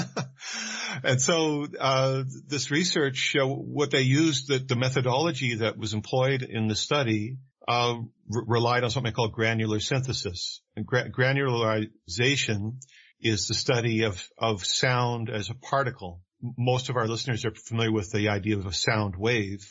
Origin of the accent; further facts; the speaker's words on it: Vancouver, British Columbia, Canada; I, am a Canadian. I was born and raised in Vancouver, British Columbia